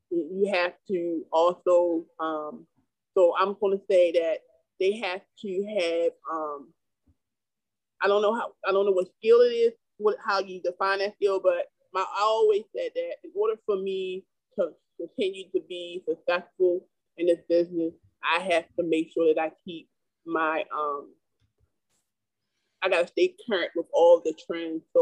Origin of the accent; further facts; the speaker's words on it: Baltimore, Maryland, United States; I can't walk through your neighborhood because I'm from Yale Heights.